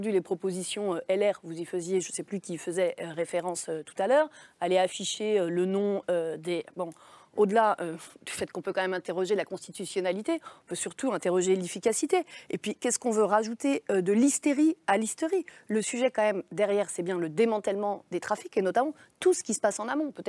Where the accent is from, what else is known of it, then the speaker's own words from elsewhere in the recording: Nantes, Pays de la Loire, France; il a grandi euh, chez moi, à Nantes, au Dervalière, quartier que euh, vous connaissez.